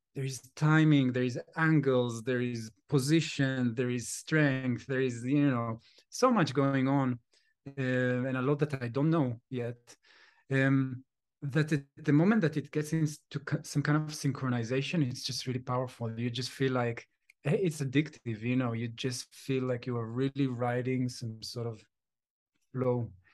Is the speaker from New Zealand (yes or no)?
no; Jerusalem, Jerusalem District, Israel; moved away; I'm from Jerusalem